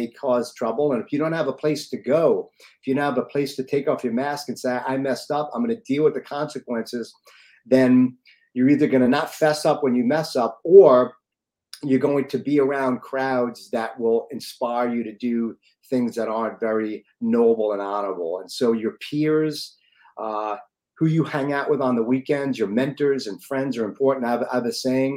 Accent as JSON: {"language": "English", "area": "Long Island", "region": "New York", "country": "United States", "tie": "born or raised there", "said": "I grew up in the home of good-looking, obnoxious people like Steve Rizzo in Long Island, east side of New York, around 40 minutes from the city"}